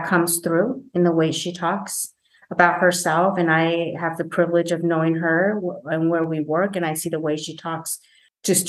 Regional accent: Taiwan; moved away; also born or lived in Los Angeles / Columbus, Ohio; I grew up in Taiwan.

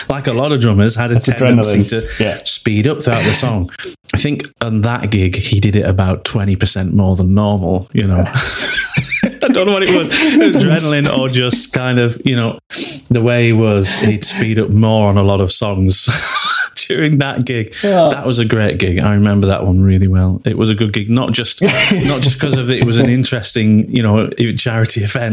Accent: Wigan, North West England, United Kingdom; born or raised there

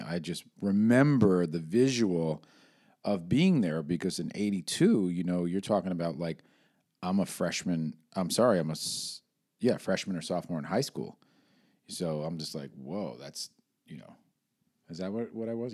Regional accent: New York, United States; where I'm from, up in New York

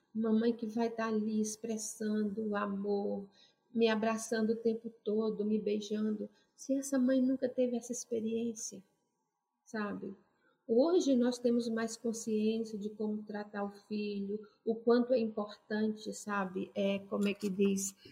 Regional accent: Brazil; moved away; experiências vividas no meu Brasil, sabe, no meu país de origem

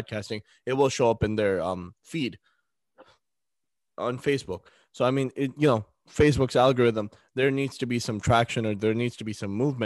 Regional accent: United States; As American Muslim podcasters

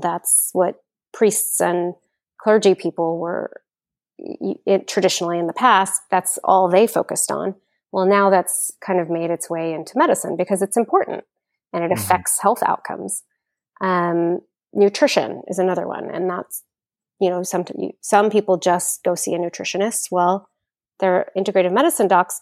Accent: Houston, Texas, United States; also born or lived in Austin, Texas; I grew up in Houston

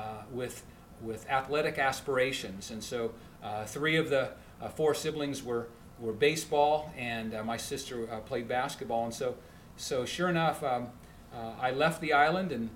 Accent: Alaska, United States; moved away as an adult; also born or lived in Phoenix; now in North Carolina, United States; born and raised in Alaska

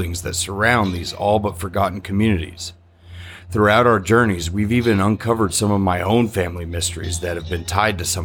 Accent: the American Southwest, United States; Growing up in the Southwest, it was never a surprise to see an old rock or adobe building

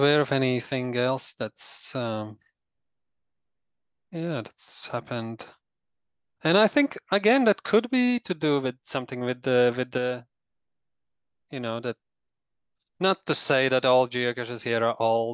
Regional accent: Latvia; now in New Zealand; I was born in Soviet Union, but I was only 3 years old when the Soviet Union collapsed

